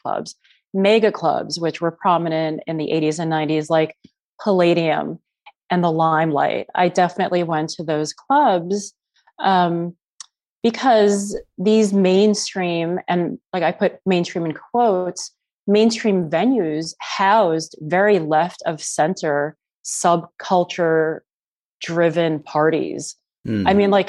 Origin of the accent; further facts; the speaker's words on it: New York City, New York, United States; I grew up in Chinatown and, you know, went to various schools all over the city. And I am definitely a native New Yorker